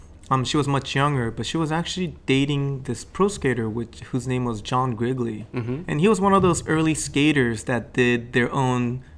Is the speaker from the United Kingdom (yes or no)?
no; Gifu, Japan; now in New York, United States; I was brought up in Japan in this little old town in Gifu Prefecture, which is in the middle of the Japanese Big Island.